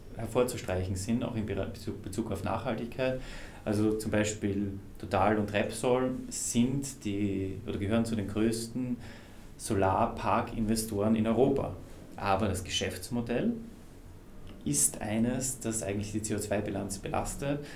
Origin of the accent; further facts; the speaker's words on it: Austria; ich bin Österreicher